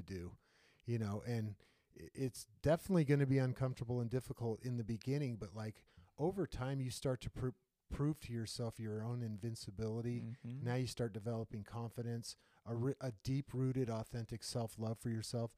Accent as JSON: {"language": "English", "country": "United States", "tie": "born or raised there", "said": "growing up in the United States"}